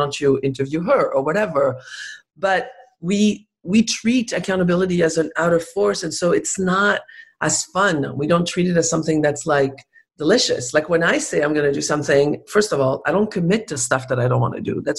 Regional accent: France; English is a second language; also born or lived in Spain; I was raised in Spain. And so I speak really good Spanish and I was raised in France, obviously. And so my French is really good. And so my French is really good, better than my English.

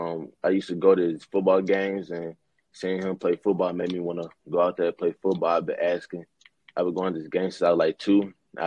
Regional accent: Zachary, Louisiana, United States; I'm from Zach, Louisiana. It's like right outside of Baton Rouge.

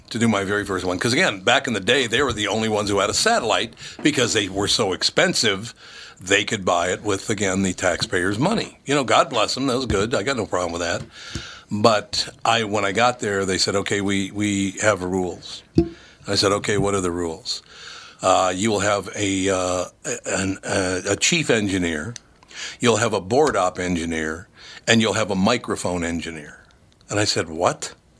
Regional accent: Minnesota, United States; I was born in Minnesota, raised in Minnesota

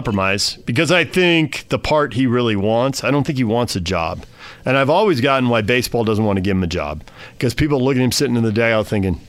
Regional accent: United States; as an American

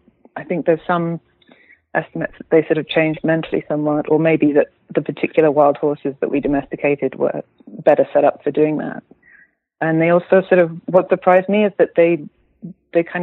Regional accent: United Kingdom; moved away as an adult; now in Berlin, Germany; I'm a British writer. I live in Berlin

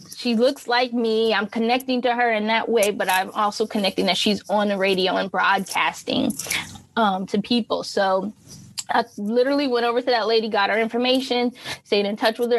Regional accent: Champaign, Illinois, United States; I'm originally from Illinois, Champaign, Illinois, small college town in the Midwest. And I grew up there

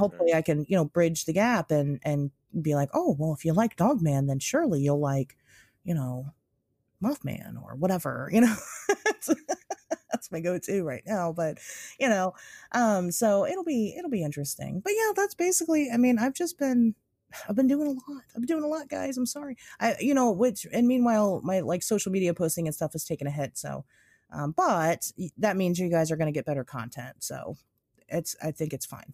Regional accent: United States; we're American

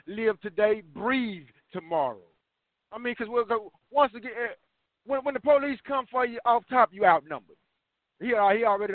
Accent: Texas, United States; I'm from Texas

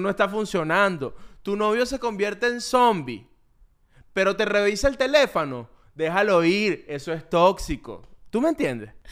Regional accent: Valles del Tuy, Miranda, Venezuela; now in United States; Yo vengo a los Valles del Tuy

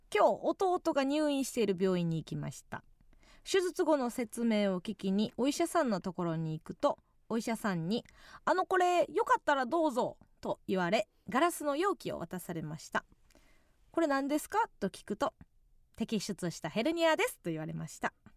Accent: Kansai, Osaka, Japan; 地元大阪関西

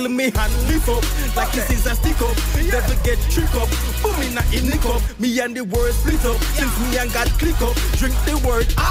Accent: Jamaica; moved away as an adult; now in United States; I was raised in Jamaica. I came up to the states just about almost five years ago.

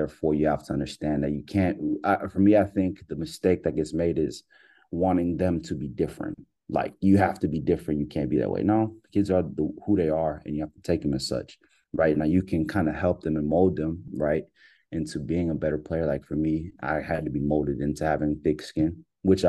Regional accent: Pearland, Texas, United States; grew up in Pearland, Silver Lake, Shadow Creek area.

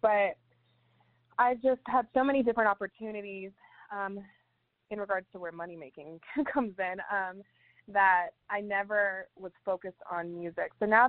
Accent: Las Vegas, Nevada, United States; Because we come from Vegas, so I'm used to being in a bigger city and with, you know, a little bit crazier audiences.

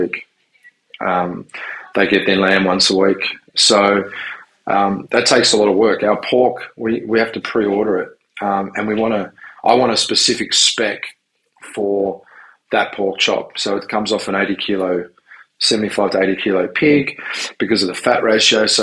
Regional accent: Tasmania, Australia; born or raised there; also born or lived in Southern Italy / Sydney, Australia / Melbourne, Australia

